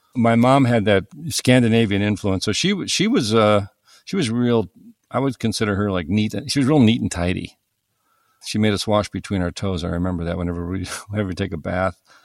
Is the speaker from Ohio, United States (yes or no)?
yes; east of Cleveland, Northern Ohio, United States; I grew up in Northern Ohio, uh, east of Cleveland, on Lake Erie